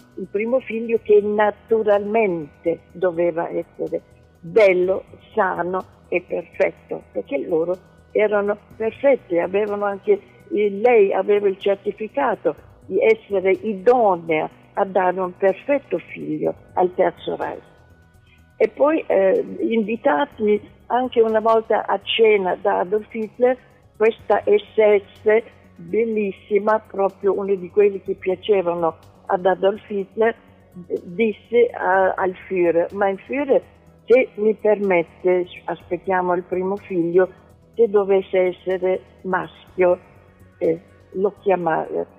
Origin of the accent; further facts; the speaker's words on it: Berlin, Germany; moved away; personaggi che durante il nazismo sono vissuti a Berlino, come io